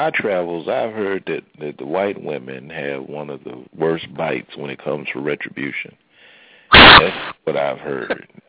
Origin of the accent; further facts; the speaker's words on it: Mississippi, United States; I'm from Mississippi.